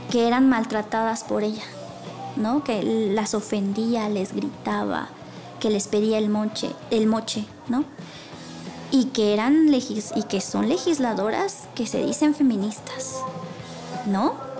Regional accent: Puebla, Mexico; soy, soy de Puebla

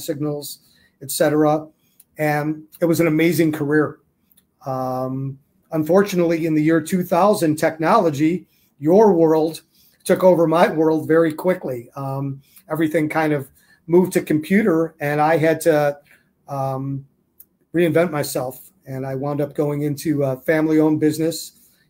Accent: Chicago, Illinois, United States; also born or lived in Arizona; I'm from the Chicago area

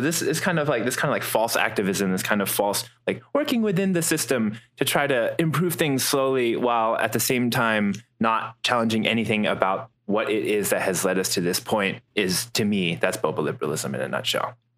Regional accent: Midwest, United States; moved away; also born or lived in Houston; growing up in the Midwest

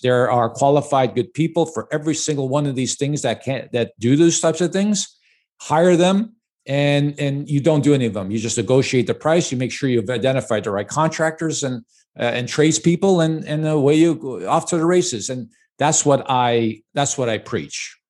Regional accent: Chicago, Illinois, United States; I was born and raised in Chicago

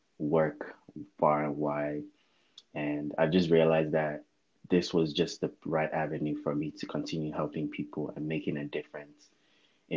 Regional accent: United States; also born or lived in Lagos, Nigeria; I was 8 years old when we came to the U.S.

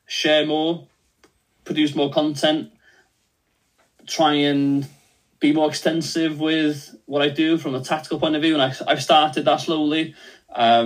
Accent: Wales, United Kingdom; first language Welsh; English is a second language; I'm Welsh first language

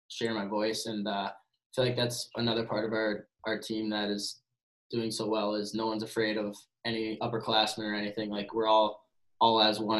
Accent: Minnesota, United States; moved away as an adult; growing up in Minnesota

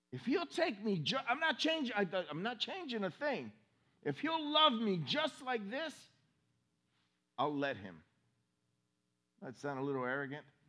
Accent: Miami, Florida, United States; now in Orange City, United States; I was raised in Miami

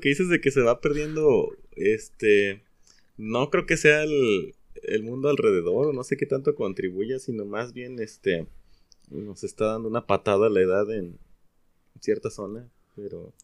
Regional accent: Mexico; como mexicanos que somos

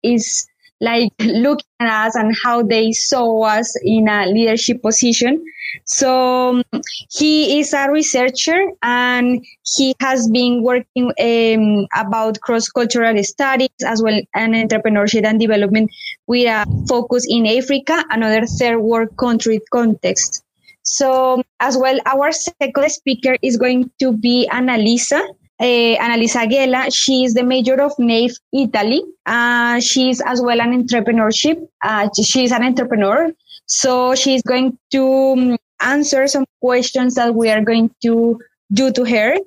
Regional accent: Colombia; moved away as an adult; now in United Kingdom; I am from Colombia.

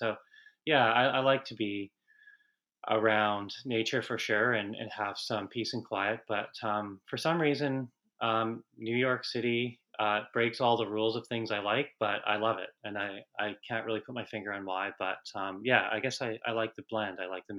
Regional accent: Vancouver, British Columbia, Canada; I grew up in Canada, in Vancouver, and it was pretty common there, of course, to play hockey and start really young.

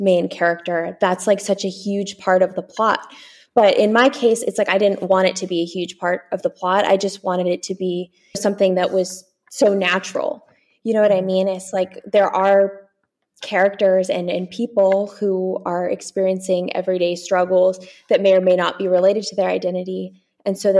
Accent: United States; I'm American

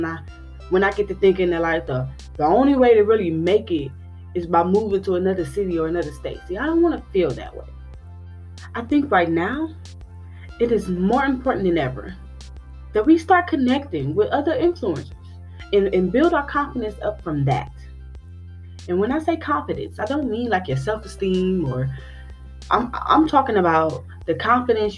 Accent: Milwaukee, Wisconsin, United States; growing up in Milwaukee

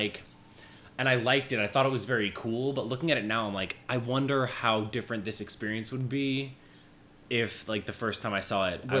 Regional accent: Minnesota, United States; moved away as an adult; as you said. 28 years old. I was born and raised in Minnesota. Okay. I've been in the city about 8 years at this point.

